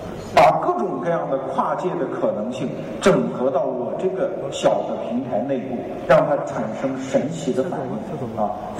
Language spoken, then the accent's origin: Chinese; China; 我们中国人经常受一个骗啊